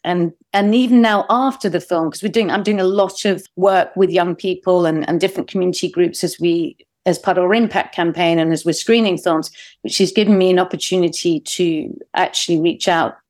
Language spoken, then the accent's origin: English; United Kingdom; as a British person, uh, so a non-American